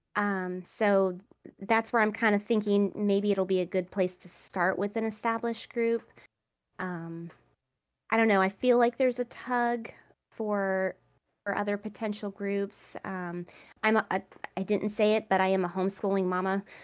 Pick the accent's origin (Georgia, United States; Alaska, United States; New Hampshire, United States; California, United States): Georgia, United States; Savannah; moved away; I am from Savannah, Georgia. I actually just moved back, um, here